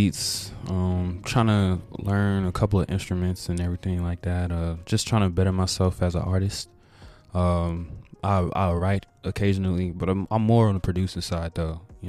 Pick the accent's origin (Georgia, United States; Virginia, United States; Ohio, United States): Virginia, United States; Woodbridge; also born or lived in Tampa, Florida; I'm originally from Tampa, Florida. I was born in Hillsborough County, Florida. But I moved up to VA, kinda like lived most of my life out of Virginia, Woodbridge mm-hmm. area.